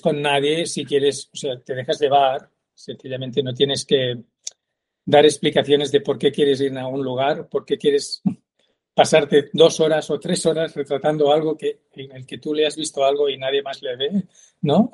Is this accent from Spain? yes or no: yes; Terrassa, Catalonia, Spain; yo soy de Tarrasa